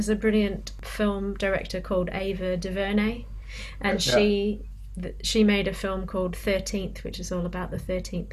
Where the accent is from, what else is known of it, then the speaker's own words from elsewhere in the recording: Australia; I was reminded again of being growing up in Australia